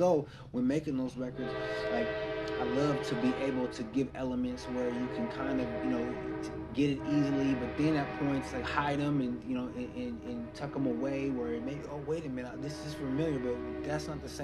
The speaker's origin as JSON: {"language": "English", "region": "Oregon", "country": "United States", "tie": "born or raised there", "also_born_or_lived": "King County, Washington", "moved": "as an adult", "lives_now": "Seattle area, United States", "said": "I grew up in Oregon. My family's from out here. I was born in King County. We moved when we was younger"}